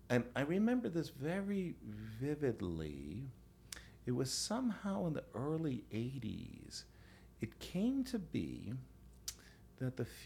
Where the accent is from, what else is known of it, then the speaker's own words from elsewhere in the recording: United States; I'm American